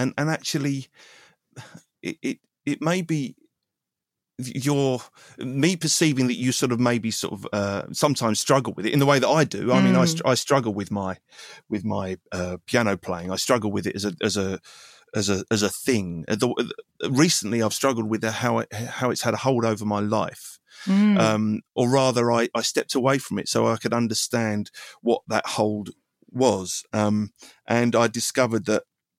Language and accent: English; England, United Kingdom; I'm an Englishman and therefore I'm from these islands and I need to say something that is of these islands and is of my experience.